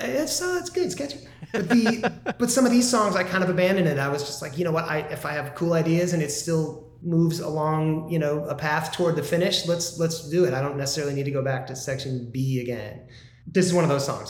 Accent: Midwest, United States; now in Southern California, United States; I'm not from California. I'm from the Midwest

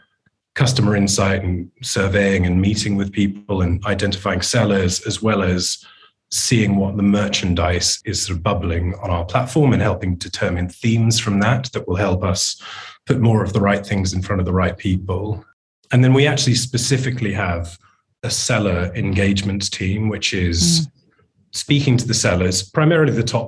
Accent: United Kingdom; I'm a British man in my 40s

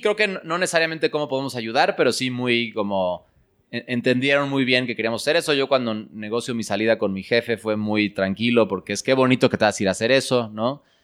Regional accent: Mexico City, Mexico; yo, yo crecí en, en la Ciudad de México

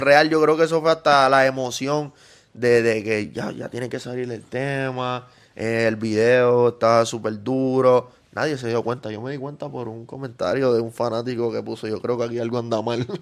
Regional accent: Yabucoa, Puerto Rico; Yo empecé en mi pueblito humilde en Yabucoa, allá en el campo

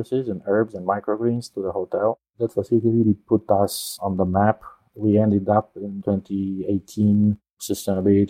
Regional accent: Romania; moved away as an adult; also born or lived in Netherlands / Colorado, United States / San Jose, United States; now in Orlando, United States; Originally, I'm from Romania. So I studied there and in the Netherlands. Then I came over to the US in 94

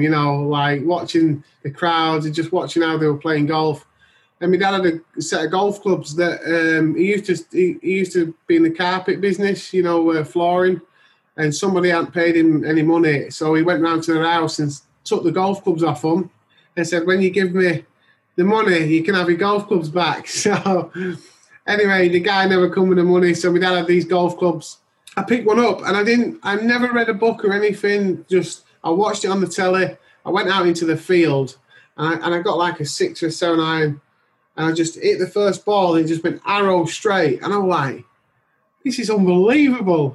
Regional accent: Huddersfield, Yorkshire and the Humber, United Kingdom; I'm in England. I'm in just next to my hometown, Huddersfield.

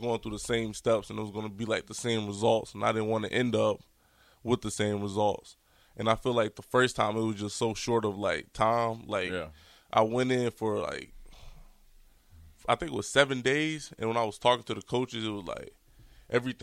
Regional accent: Virginia, United States; growing up in Virginia, I'm from, like, the 757 area

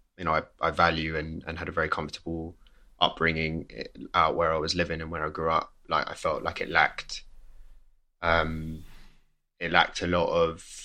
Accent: Staines, South East England, United Kingdom; first language English; also born or lived in Kingston; I grew up like in the West London suburbs, far suburbs, like around Heathrow Airport. So my family home was in Staines.

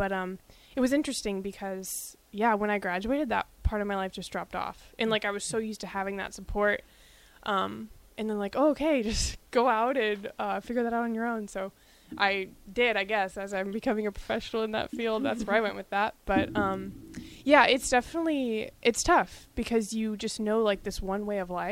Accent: Nebraska, United States; growing up in Nebraska and a Husker fan literally from birth

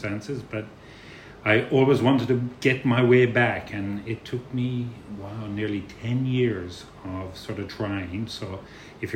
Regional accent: Ireland; moved away as an adult; now in Jamaica; I'm a very proud Irishman, but I've been wandering this planet of ours, working in hospitality for over 30 years

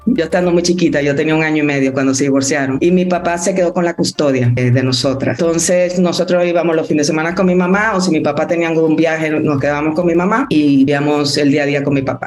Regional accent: Dominican Republic; moved away as an adult; also born or lived in Mexico City, Mexico; Yo fui la única que nací en Dominicana

